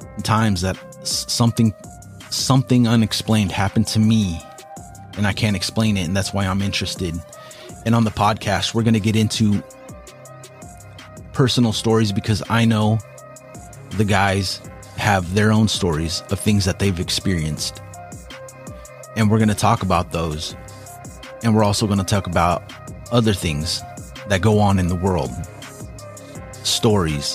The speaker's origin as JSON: {"language": "English", "region": "Washington", "country": "United States", "said": "We're from Washington"}